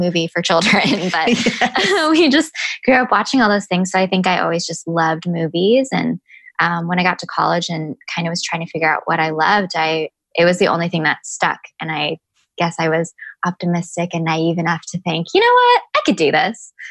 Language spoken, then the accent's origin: English; Chicago, Illinois, United States; moved away as an adult; also born or lived in Champaign-Urbana, Illinois / Vancouver, Canada; now in Los Angeles, United States; I grew up in Chicago. So I lived there until I was 22.